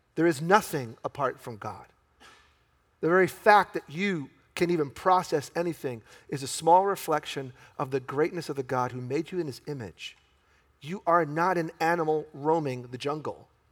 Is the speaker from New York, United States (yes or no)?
yes; New York, United States; I grew up in New York in a very Jewish community